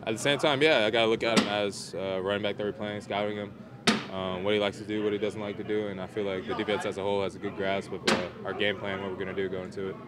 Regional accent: Georgia, United States; moved away as an adult; also born or lived in Notre Dame, Indiana; I'm from Georgia, so I'm not really used to the cold weather stuff.

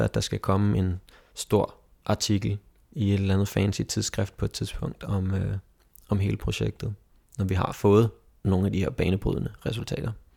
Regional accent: Egedal, Capital Region of Denmark, Denmark; vores Egedal, hvor jeg kommer fra

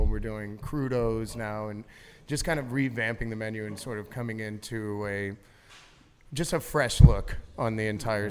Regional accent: Charleston, South Carolina, United States; now in New Orleans, United States; growing up in Charleston

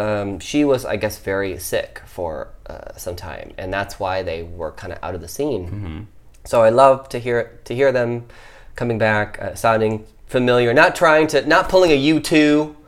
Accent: the Bible Belt, United States; I'm, you know, a white guy that grew up in the Bible Belt.

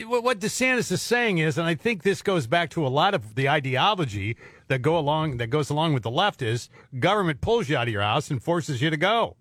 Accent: Midwest, United States; I grew up in the Midwest

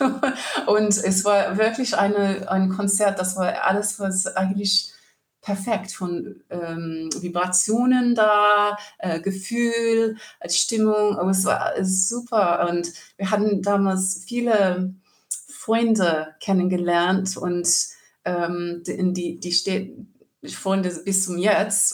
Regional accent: rural New South Wales, Australia; German is a second language; moved away as an adult; also born or lived in Sydney, Australia; now in Cologne, Germany; Ich war in Sydney geboren und auf dem Land aufgewachsen und dann ähm, später in Sydney gewohnt mit meiner Großmutter und für viele Jahre

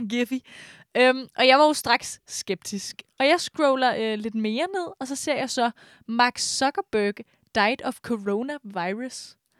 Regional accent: Brøndby, Capital Region of Denmark, Denmark; jeg er faktisk ikke fra Brøndby Strand, jeg er fra øh, Brøndby Øster.

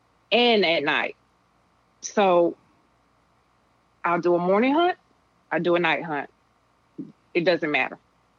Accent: Fayetteville, North Carolina, United States; moved away as an adult; now in Georgia, United States; I'm born and raised in Fayetteville, North Carolina.

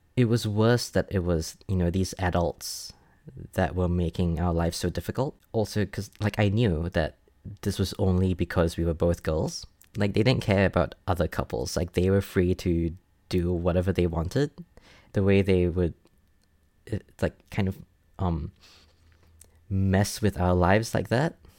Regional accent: Singapore; moved away as an adult; now in Brisbane, Australia; I was born and raised in Singapore up until I moved to Brisbane to be with my partner like five years ago.

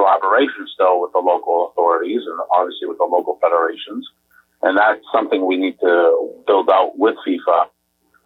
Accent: Canada; as a Canadian

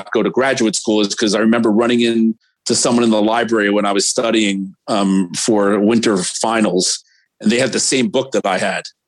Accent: New York City, New York, United States; New York City. Born and bred, 56th and between First and Sutton.

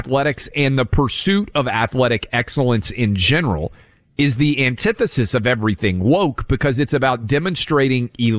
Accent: Tennessee, United States; Chattanooga, Tennessee, my home state, my mom's home city.

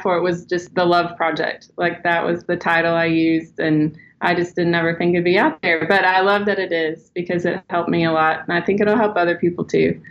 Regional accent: Texas, United States; now in Arkansas, United States; I grew up in Texas, so I like to say y'all

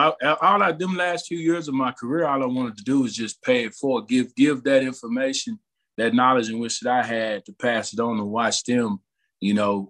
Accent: Texas, United States; I'm a Texan at heart

